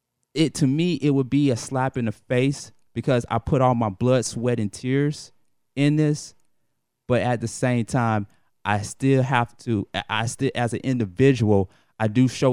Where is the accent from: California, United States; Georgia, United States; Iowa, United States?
Georgia, United States; Atlanta; I am an 80s baby, but when I grew up in the 80s and the 90s